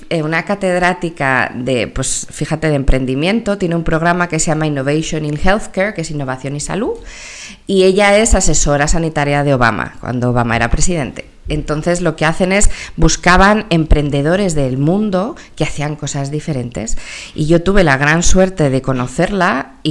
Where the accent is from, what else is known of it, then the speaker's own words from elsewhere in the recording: Mexico; born there; also born or lived in United States; mis primeros cuatro años los viví en Estados Unidos porque nací en México, entonces me sale en inglés